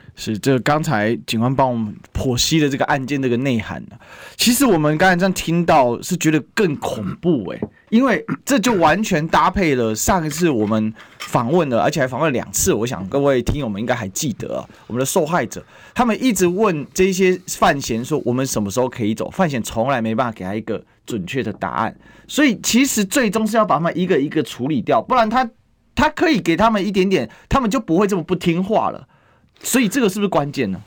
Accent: Kaohsiung, Taiwan; 我本身是高雄人

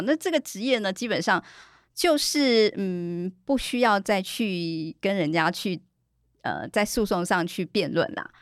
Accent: Taiwan; 我记得之前有一些大陆公证人来到。我们台湾这边来参访的时候

